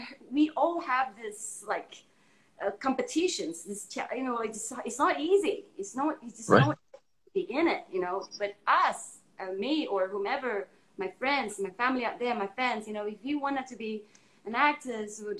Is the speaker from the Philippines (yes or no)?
no; Indonesia; now in United States; I'm from Indonesia